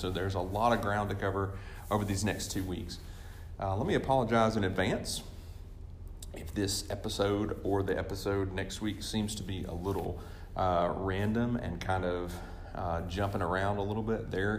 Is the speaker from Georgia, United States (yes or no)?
yes; Atlanta, Georgia, United States; born there; also born or lived in Oklahoma City, United States / Birmingham, United States / Gadsden, United States; I was born in Atlanta, Georgia, and then I lived the other places I've lived the majority of my life was more Oklahoma.